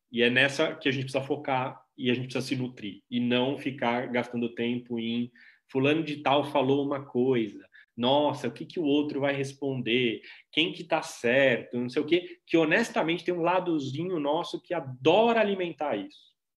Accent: Brazil; eu sou brasileiro e também latino-americano e também cidadão do planeta

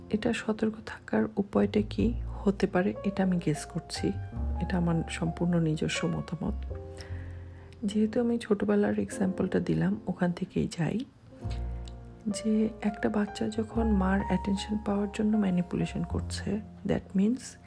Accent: Bangladesh; আমি একজন বাংলাদেশি

